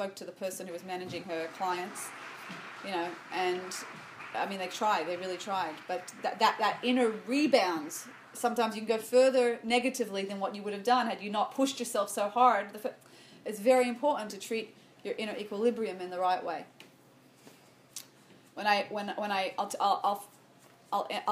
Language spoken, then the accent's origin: English; Sydney, New South Wales, Australia; I grew up in Sydney, Australia